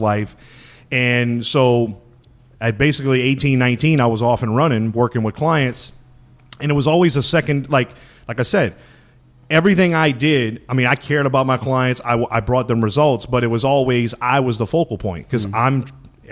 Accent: Louisiana, United States; moved away as an adult; growing up in Louisiana like I did

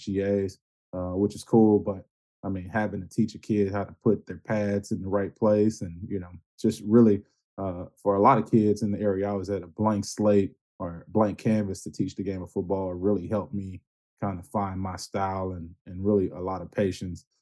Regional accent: Houston, Texas, United States; I grew up on the east side of Houston, near North Shore High School.

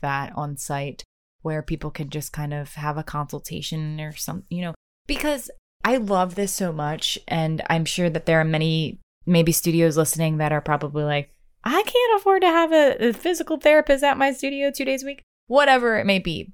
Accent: Maryland, United States; I grew up in Maryland

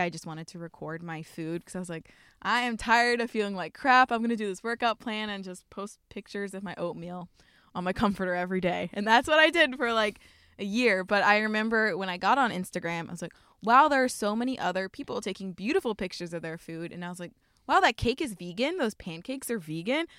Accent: Columbia, Maryland, United States; moved away as an adult; also born or lived in Pittsburgh / Miami; now in Portland, United States; I grew up in Columbia, Maryland, which is like 15 minutes outside of Baltimore

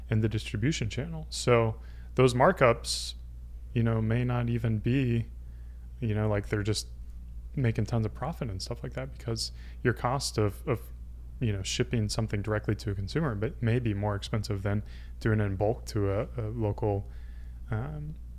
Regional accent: Greer, South Carolina, United States; I grew up in South Carolina, Greer, South Carolina, home of the BMW manufacturing plant

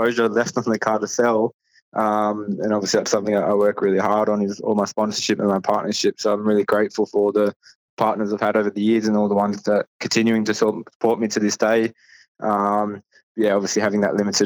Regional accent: Penrith, New South Wales, Australia; I'm from Penrith

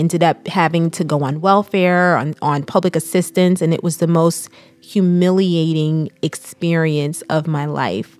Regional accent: Neptune, New Jersey, United States; we lived in a small town, Neptune, New Jersey

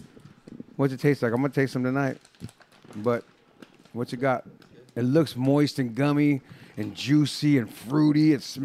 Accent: San Jose, California, United States; I'm from the Bay Area. Yeah. I'm San Jose.

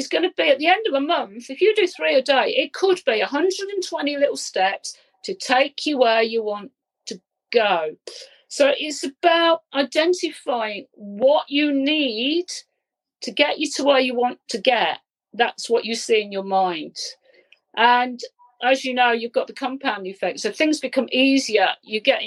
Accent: Leicester, East Midlands, United Kingdom; We come from Leicester

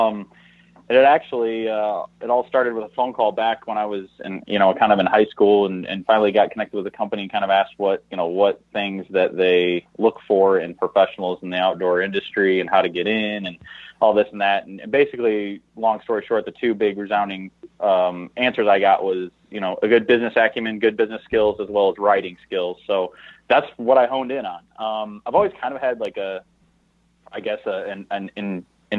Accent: Southwest Michigan, United States; born and raised in Southwest Michigan. Absolutely love my roots there

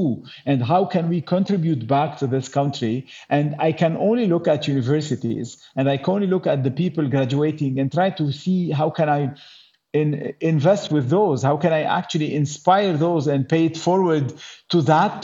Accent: Lebanon; we're from Lebanon

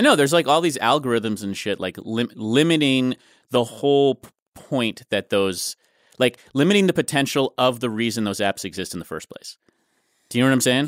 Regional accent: New York City, New York, United States; moved away as an adult; now in Los Angeles, United States; I grew up in Manhattan

